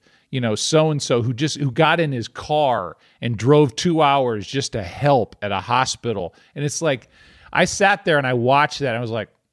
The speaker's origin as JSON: {"language": "English", "country": "United States", "said": "as an American"}